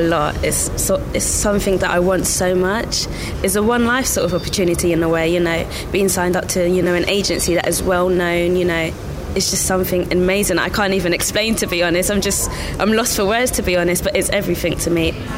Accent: Nigeria; now in Milton Keynes, United Kingdom; I am from Nigeria, but I am located here in Milton Keynes

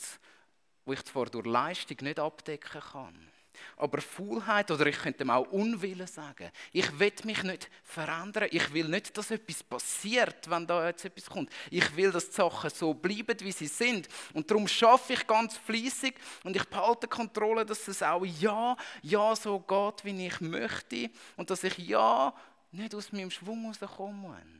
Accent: Switzerland; als Schweizer

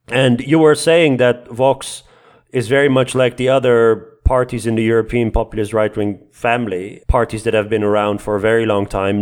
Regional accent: Netherlands

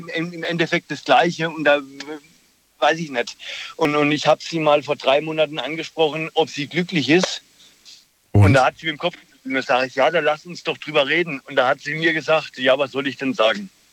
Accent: Germany; ich komme aus der Ecke Würzburg. Tauberbischofshagen, Würzburg, da die Gegend.

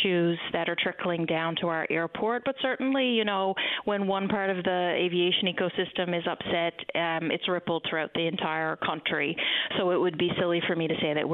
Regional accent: Newfoundland and Labrador, Canada; I can speak as a Newfoundlander and Labradorian

